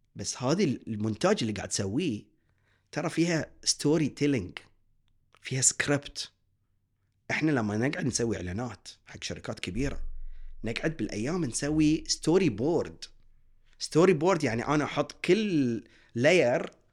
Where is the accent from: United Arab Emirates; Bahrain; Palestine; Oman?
Bahrain; احنا كشعب بحريني متعلم مثقف